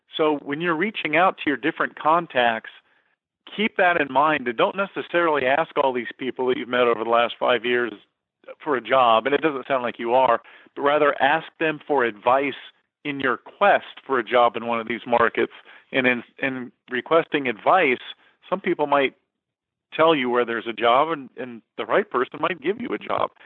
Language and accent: English; San Diego, California, United States; also born or lived in McPherson, Kansas; San Diego, my hometown